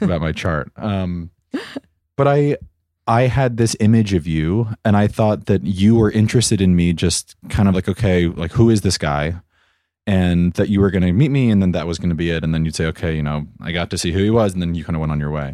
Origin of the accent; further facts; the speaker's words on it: New York, United States; I am thirty-two years old and I am from Armagh, New York.